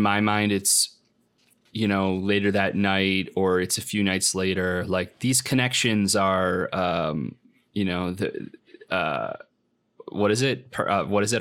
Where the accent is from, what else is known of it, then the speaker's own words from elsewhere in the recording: Lockport, Illinois, United States; moved away; also born or lived in Chicago; I went back to my hometown in Lockport